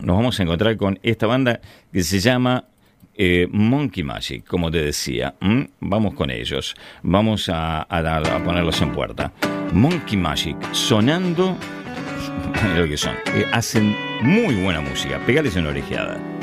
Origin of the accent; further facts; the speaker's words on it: Ramos Mejía, Buenos Aires Province, Argentina; Yo nací en Cava, pero viví toda mi vida en Ramos Mejía, en el oeste del Gran Buenos Aires.